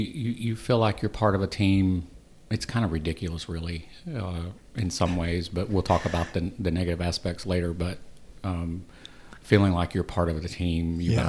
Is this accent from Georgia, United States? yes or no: yes; Georgia, United States; I'm from Georgia.